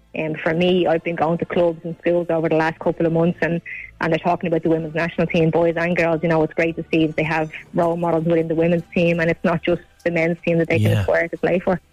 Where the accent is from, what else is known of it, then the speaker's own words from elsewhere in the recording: Ireland; as Irish people